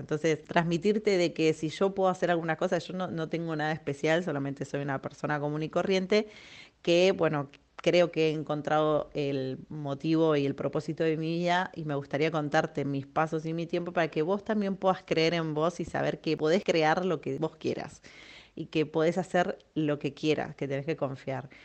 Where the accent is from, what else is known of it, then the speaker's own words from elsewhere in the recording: Argentina; moved away as an adult; now in Spain; soy argentina. Hace más de tres años estoy viviendo en España